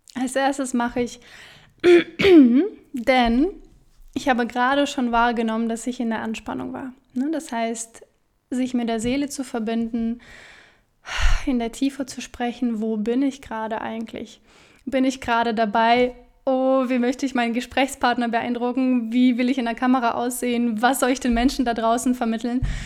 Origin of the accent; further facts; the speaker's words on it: Siberia, Russia; moved away; Ich bin in Sibirien geboren, in mhm. Russland